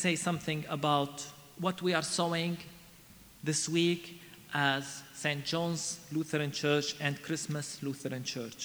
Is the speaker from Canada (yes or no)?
no; Palestine; also born or lived in Bethlehem; I come to you from Palestine, a wounded and troubled land.